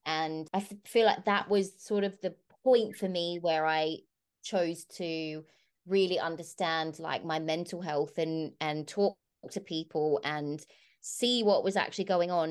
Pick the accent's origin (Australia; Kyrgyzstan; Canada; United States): Australia; Bunbury, Western Australia; my hometown of Bunbury